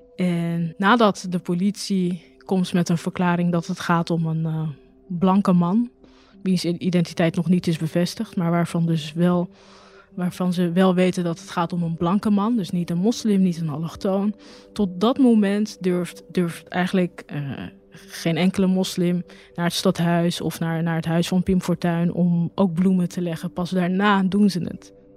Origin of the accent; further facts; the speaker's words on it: Rotterdam, South Holland, Netherlands; Geboren Rotterdamse, geboren in Rotterdam-Noord. Nou, in 2002 eh, woonde ik in eh, Rotterdam-Noord, uh, vlak bij de Bergweg. Daar ben ik ook geboren, daar ben ik opgegroeid